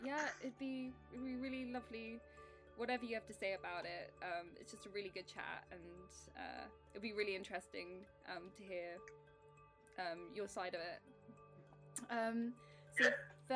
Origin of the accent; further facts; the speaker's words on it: England, United Kingdom; accent: English; I've got the most English accent you can ever imagine